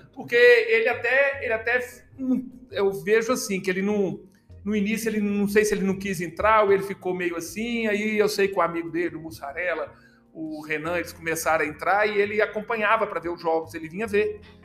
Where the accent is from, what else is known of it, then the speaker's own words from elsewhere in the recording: Belo Horizonte, Minas Gerais, Brazil; moved away; eu já tinha jogado tênis em Belo Horizonte, que eu sou de Belo Horizonte